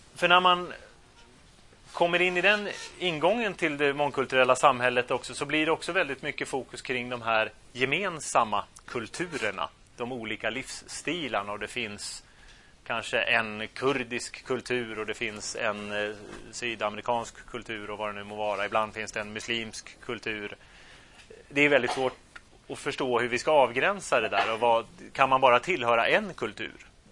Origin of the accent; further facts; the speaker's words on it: Sweden; also born or lived in Turkey; För att jag är ju svensk. Alla mina förfäder är svenska.